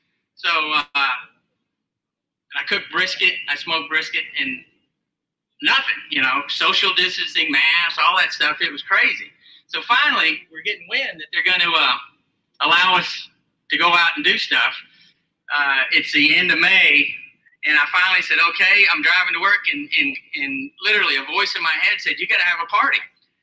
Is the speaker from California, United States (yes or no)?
no; Texas, United States; moved away; also born or lived in Billerica, Massachusetts; I'm from Texas.